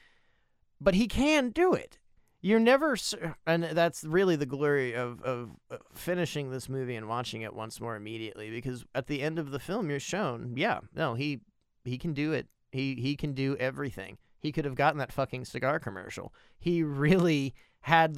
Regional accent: United States; I'm an American

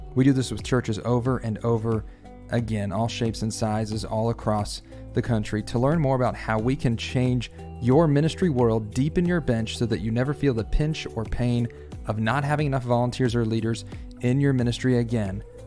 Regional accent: Northeast Pennsylvania, United States; moved away as an adult; also born or lived in Texas; now in Dallas, United States; I am originally from the Northeast, Pennsylvania

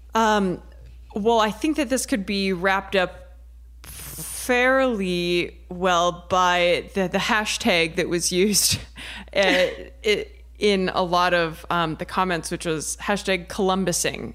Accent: Ohio, United States; I'm from Ohio

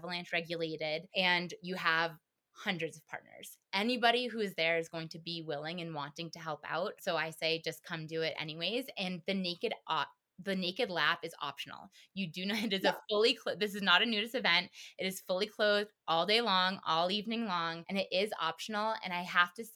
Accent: East Coast, United States; now in Colorado, United States; I'm from the East Coast. East Coast

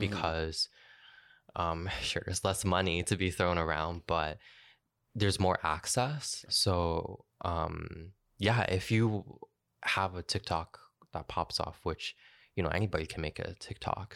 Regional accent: Kitchener, Ontario, Canada; also born or lived in Newmarket; now in Toronto, Canada; move to my hometown, um, Kitchener

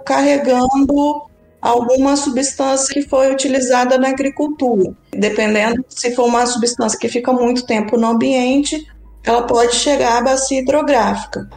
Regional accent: Espírito Santo, Brazil; cresci no Espírito Santo, próximo ao litoral

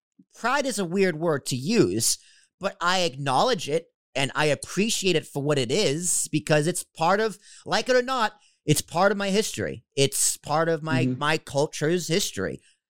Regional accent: Boston, Massachusetts, United States; I'm Italian from Boston.

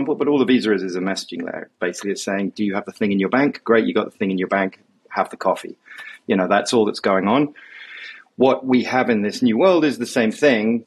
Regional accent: United Kingdom; also born or lived in London; now in New York, United States; I'm a Brit based here in New York

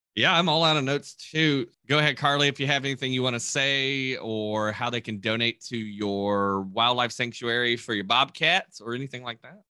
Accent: Kentucky, United States; moved away; where I grew up in Kentucky

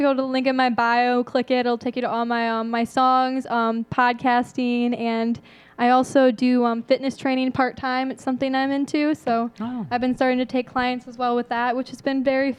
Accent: Memphis, Michigan, United States; also born or lived in Nashville, Tennessee; I come from, you know, Memphis, Michigan, shout out to my hometown, really small town.

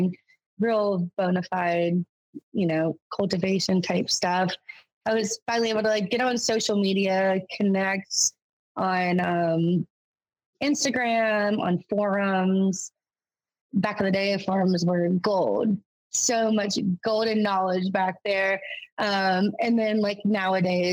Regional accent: North Carolina, United States; moved away as an adult; now in Maine, United States; I'm originally from North Carolina

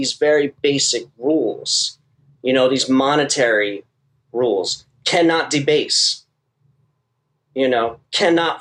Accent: Trenton, New Jersey, United States; also born or lived in Philadelphia, Pennsylvania; now in Florida, United States; Trenton, New Jersey, which is my hometown.

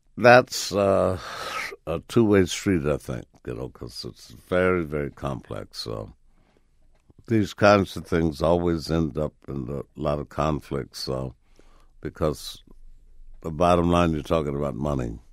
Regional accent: Chicago, Illinois, United States; Right in Chicago, man, with my father being a carpenter, building homes for the most notorious triple OGs on the planet

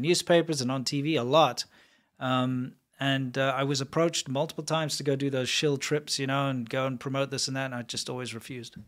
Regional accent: South Africa; I'm from South Africa.

